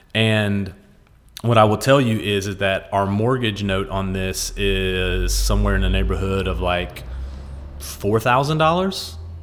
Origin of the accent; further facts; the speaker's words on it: West Virginia, United States; As a poor kid growing up in West Virginia